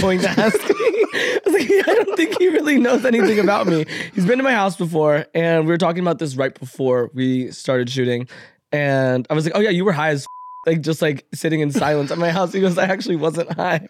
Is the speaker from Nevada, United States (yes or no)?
yes; Las Vegas, Nevada, United States; moved away; I grew up in Vegas